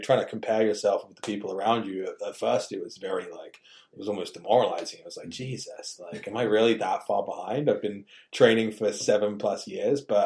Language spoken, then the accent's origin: English; England, United Kingdom; growing up in England, you had to have a tough skin